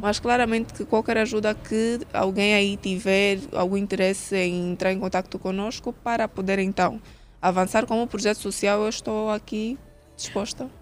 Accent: Angola; como angolana em si

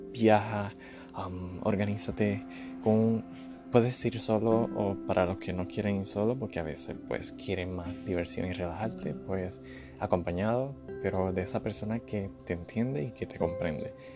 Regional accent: Puerto Rico; now in United States; yo soy de Puerto Rico

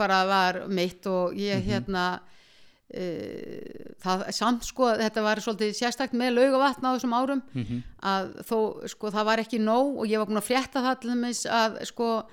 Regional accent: Iceland; ólst upp í Írðúsun og Vestugutu

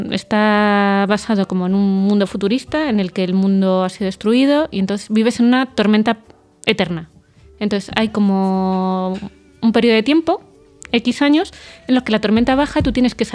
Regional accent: Vallecas, Community of Madrid, Spain; Para los que somos de Vallecas.

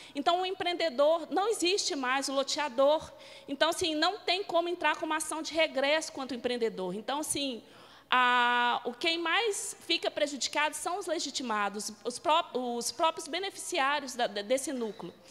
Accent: Minas Gerais, Brazil; eu sou de Minas Gerais

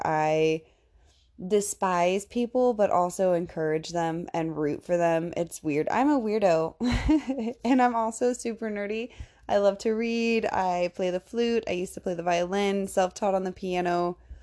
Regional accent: Indiana, United States; I am from Indiana

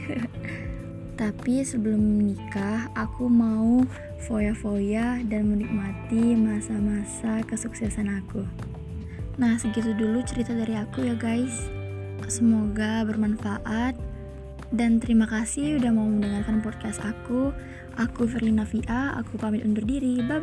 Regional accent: Pekanbaru, Riau, Indonesia; Aku berasal dari kota Pekanbaru

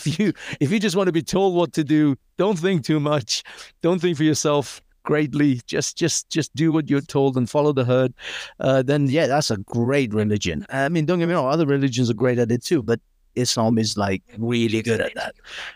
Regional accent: United Kingdom; But either way, yeah, I grew up in Britain. I have a very secular point of view.

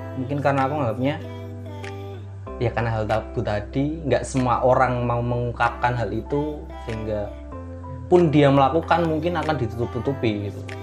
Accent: Ponorogo, East Java, Indonesia; aku dari Ponorogo

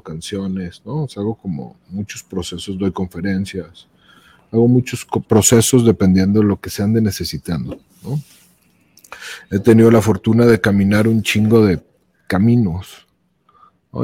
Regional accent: León, Guanajuato, Mexico; also born or lived in Mexico City; yo soy de León, o sea, de aquí, de aquí al Real son cinco horas

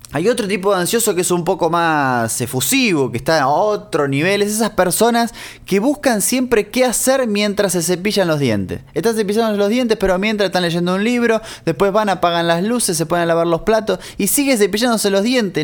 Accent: Argentina; moved away; cuando en Argentina íbamos al kiosco, al almacén, al supermercado

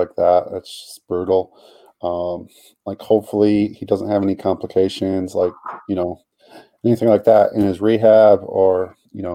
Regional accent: United States; I am American

